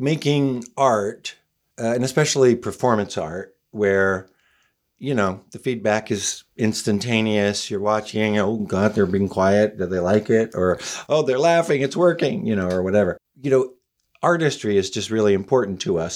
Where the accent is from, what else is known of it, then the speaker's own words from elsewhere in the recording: Oklahoma, United States; moved away as an adult; now in Los Angeles, United States; I was from Oklahoma, so I came out here to be an actor